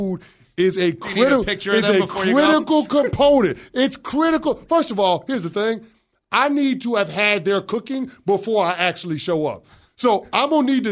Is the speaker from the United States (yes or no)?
yes; New York City, New York, United States; moved away; also born or lived in New Jersey; I'm from the Bronx and lived in Jersey for a decade